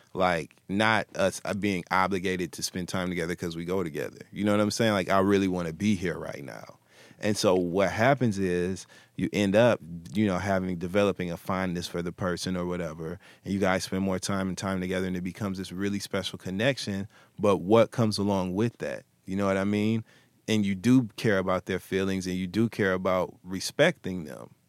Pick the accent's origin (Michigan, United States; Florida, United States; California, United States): Michigan, United States; Flint; I'm from Michigan, Flint, Michigan specifically.